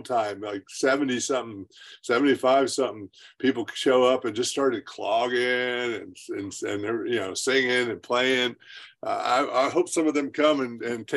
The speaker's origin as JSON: {"language": "English", "country": "United States", "tie": "born or raised there", "said": "I grew up in the Smoky Mountains here"}